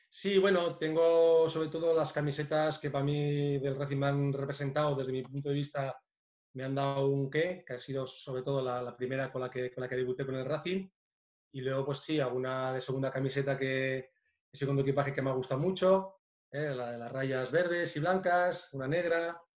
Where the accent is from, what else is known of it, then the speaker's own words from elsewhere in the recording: Biscay, Basque Country, Spain; moved away; also born or lived in Lleida; De donde yo también me considero porque soy, soy vizcaíno